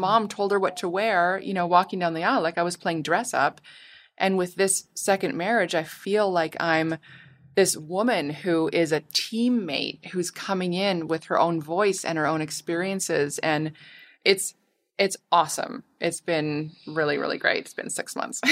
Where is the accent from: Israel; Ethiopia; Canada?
Canada; now in Los Angeles, United States; my family's all in Canada. I'm Canadian.